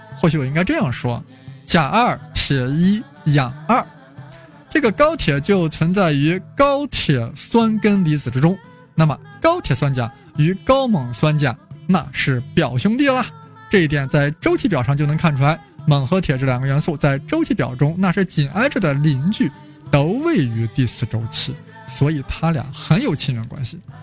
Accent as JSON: {"language": "Chinese", "country": "China"}